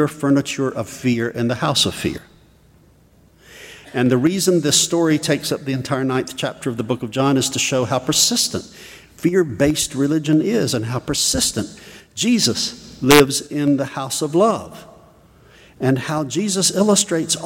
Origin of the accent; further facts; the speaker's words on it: South Georgia, United States; I was raised in South Georgia in a Southern Baptist home and environment